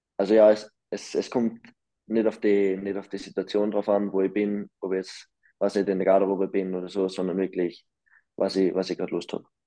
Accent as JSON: {"language": "German", "country": "Austria", "also_born_or_lived": "Lausanne / Davos", "moved": "yes", "lives_now": "Bern, Switzerland", "said": "als Österreicher"}